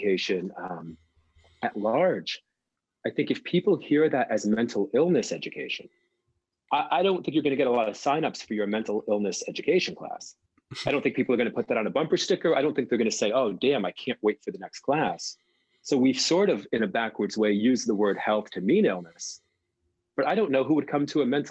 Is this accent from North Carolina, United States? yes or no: no; New Jersey, United States; I grew up in New Jersey